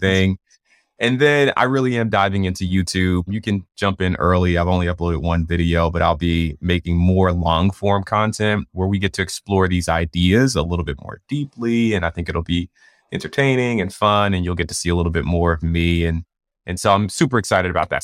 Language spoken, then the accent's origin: English; Atlanta, Georgia, United States; I'm from Atlanta